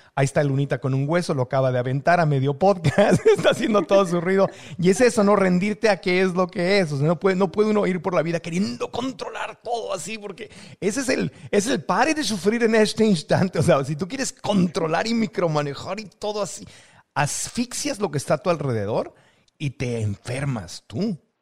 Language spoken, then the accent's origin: Spanish; Tijuana, Baja California, Mexico; moved away; also born or lived in San Diego, California; mi tierra, a, a, la frontera Tijuana, San Diego, México, Estados Unidos, que es de donde soy